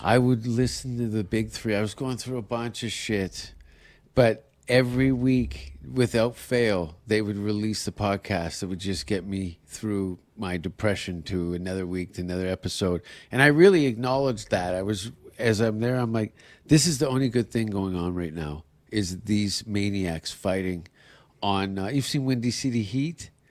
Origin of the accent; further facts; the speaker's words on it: Canada; as a Canadian